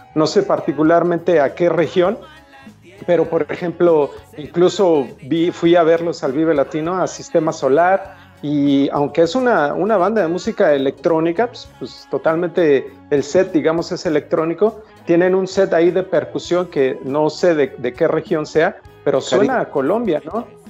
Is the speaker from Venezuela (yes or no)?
no; Mexico; como mexicano